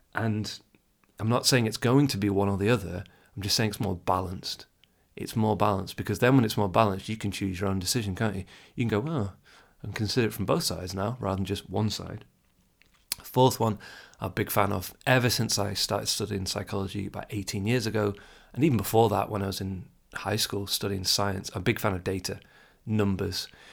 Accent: England, United Kingdom; I'm English

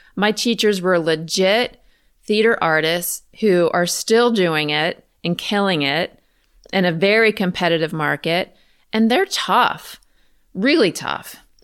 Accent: Richmond, Virginia, United States; I'm from Richmond, Virginia, so the other side of the city

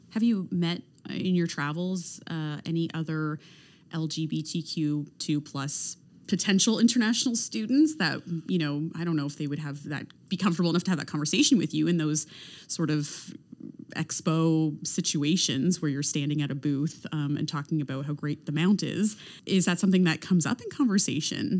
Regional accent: Canada; being born and raised in Canada

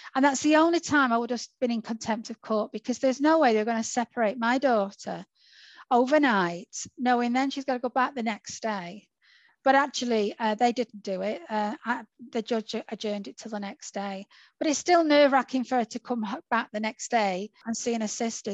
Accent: Salford, North West England, United Kingdom; also born or lived in Warrington; I was born in Salford

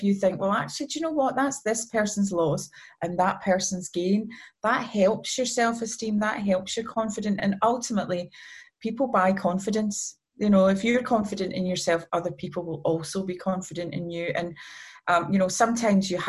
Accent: Scotland, United Kingdom; I'm Scottish

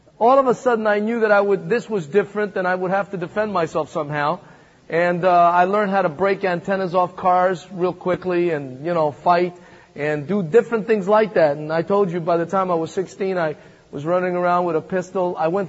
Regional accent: Manhattan, New York, United States; also born or lived in Thessaloniki, Greece; I came from Macedonia, Thessaloniki. You may have read the first and second book of Thessalonians. That's my hometown. That's where I was born. And then I came here when I was about 8 and grew up in the streets of Manhattan.

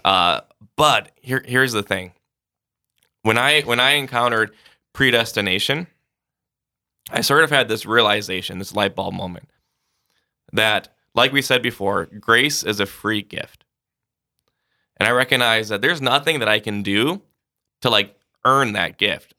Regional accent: Sioux Falls, South Dakota, United States; Grew up in Sioux Falls.

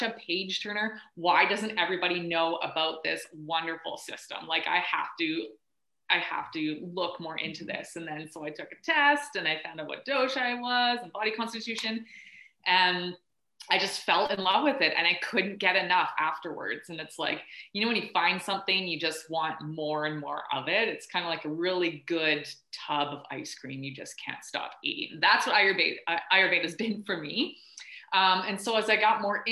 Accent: Northwestern British Columbia, Canada; I grew up in Northwestern BC

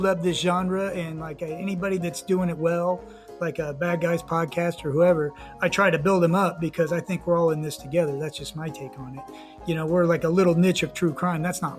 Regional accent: United States; We're American, you know, everybody in the USA.

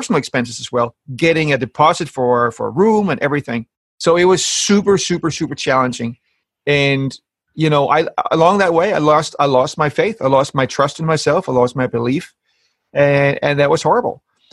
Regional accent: Denmark; moved away as an adult; now in London, United Kingdom; So I'm from Denmark, and I have my family in Denmark.

